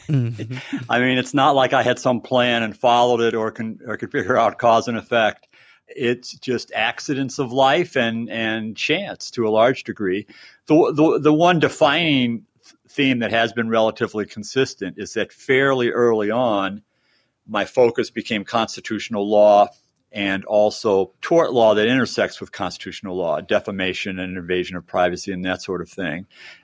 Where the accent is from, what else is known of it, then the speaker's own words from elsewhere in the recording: Chicago, Illinois, United States; I grew up in Chicago, went to a public high school in the Chicago suburbs.